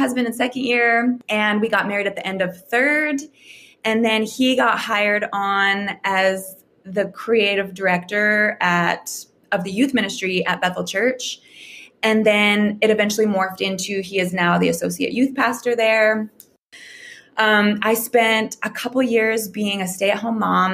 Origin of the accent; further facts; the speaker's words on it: Calgary, Alberta, Canada; moved away as an adult; now in Redding, United States; I was born and raised in Calgary, Alberta, Canada.